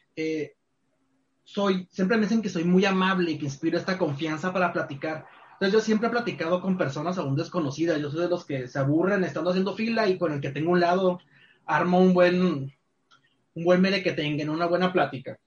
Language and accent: Spanish; Culiacán, Sinaloa, Mexico; moved away as an adult; now in Tijuana, Mexico; soy nacido y criado en Culiacán, Sinaloa